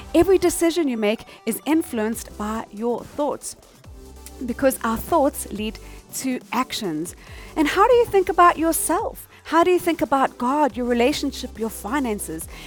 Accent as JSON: {"language": "English", "country": "South Africa", "said": "I'm from South Africa"}